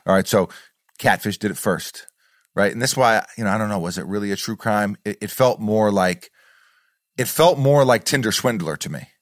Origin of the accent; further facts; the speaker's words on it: New York, United States; a New Yorker